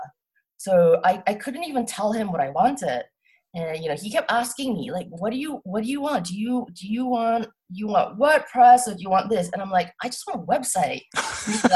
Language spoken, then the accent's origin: English; Singapore; moved away as an adult; also born or lived in Cambridge, United Kingdom / Tokyo, Japan / London, United Kingdom / New York, United States; So I grew up in Singapore. I'm from Singapore. And I lived in Singapore till I was 18